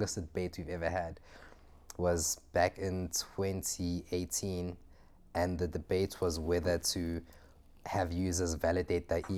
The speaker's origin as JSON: {"language": "English", "town": "Johannesburg", "region": "Gauteng", "country": "South Africa", "tie": "born or raised there", "also_born_or_lived": "Zimbabwe / Germany / Cape Town", "said": "I moved to SA when I was 2 years old. Did nursery school, primary school, and high school in Joburg"}